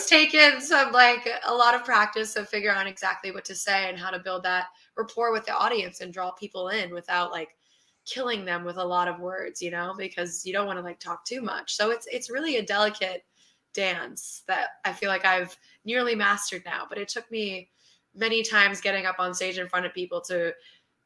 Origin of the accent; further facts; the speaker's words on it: New York City, New York, United States; since I grew up in New York City, I returned to New York City